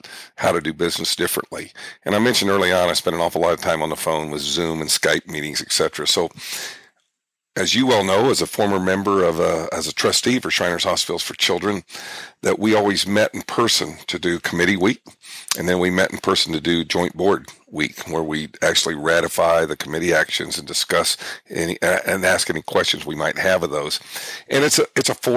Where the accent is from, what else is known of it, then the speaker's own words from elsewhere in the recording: Wichita, Kansas, United States; I'm from Wichita, Kansas City is like my second hometown